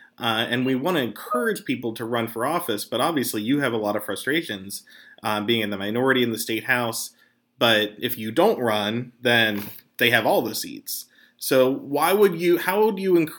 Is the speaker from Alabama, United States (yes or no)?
no; Pittsburgh, Pennsylvania, United States; I'm from Pittsburgh